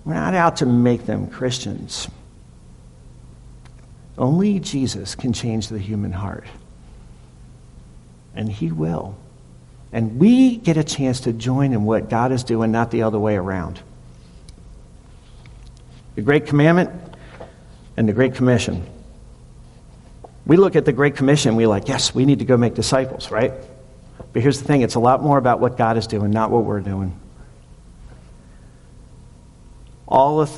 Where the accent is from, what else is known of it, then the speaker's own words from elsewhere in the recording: Maryland, United States; moved away; I'm from Maryland